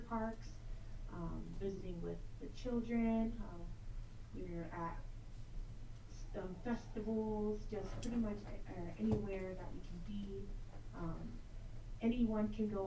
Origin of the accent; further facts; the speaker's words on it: Las Vegas, Nevada, United States; I'm actually from Las Vegas, born and raised